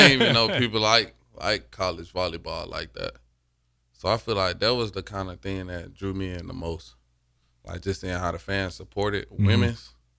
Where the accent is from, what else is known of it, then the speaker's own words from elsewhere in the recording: Alabama, United States; moved away as an adult; now in Nebraska, United States; I'm from Alabama.